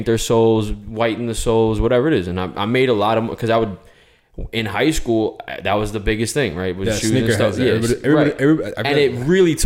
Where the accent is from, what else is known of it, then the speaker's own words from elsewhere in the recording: New York, United States; I grew up in New York